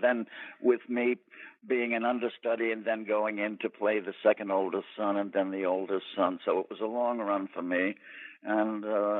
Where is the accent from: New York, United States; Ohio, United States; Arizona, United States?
New York, United States; Brooklyn; I'm from New York. I was born in Brooklyn.